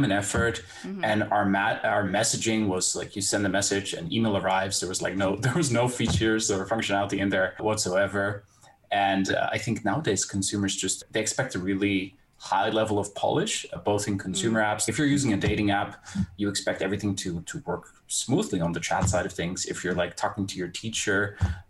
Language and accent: English; Netherlands; I'm from the Netherlands